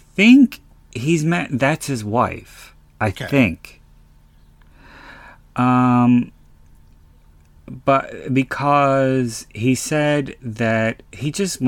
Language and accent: English; Pennsylvania, United States; my home state of Pennsylvania